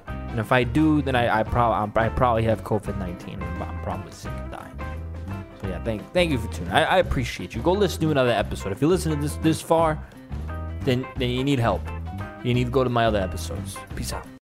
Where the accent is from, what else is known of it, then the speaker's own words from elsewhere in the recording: New York City, New York, United States; my my hometown Staten Island